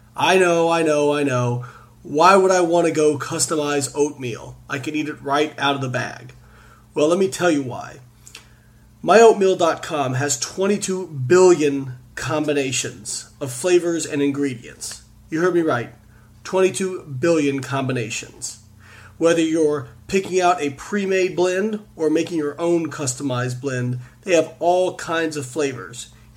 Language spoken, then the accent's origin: English; Evansville, Indiana, United States; my hometown of Evansville, Indiana